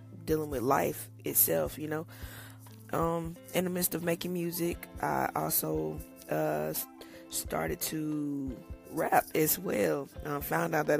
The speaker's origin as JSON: {"language": "English", "town": "Winston-Salem", "region": "North Carolina", "country": "United States", "tie": "born or raised there", "said": "I was born and raised in Winston-Salem, North Carolina."}